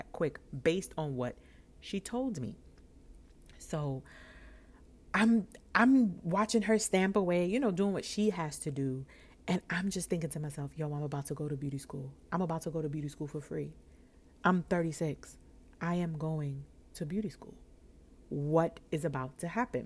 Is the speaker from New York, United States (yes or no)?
yes; New York, United States; I'm from New York